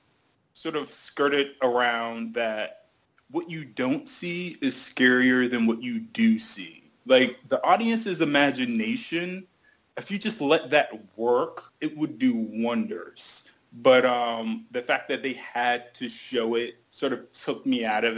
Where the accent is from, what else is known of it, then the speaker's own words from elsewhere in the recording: New Jersey, United States; also born or lived in New York; now in Washington, D.C., United States; I was born in New Jersey. I grew up for a brief period in New York, and I live in Washington, D.C.